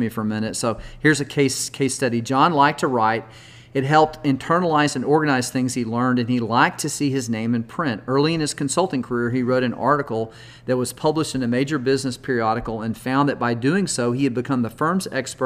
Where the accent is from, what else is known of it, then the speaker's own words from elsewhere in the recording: Texas, United States; I'm from Texas and we never get snow here